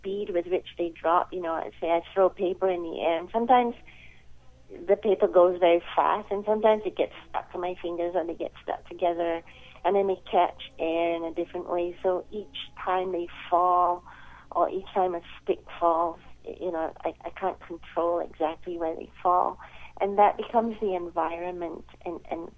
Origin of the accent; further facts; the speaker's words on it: Malaysia; moved away; I come from Malaysia, so my early training was in children's theater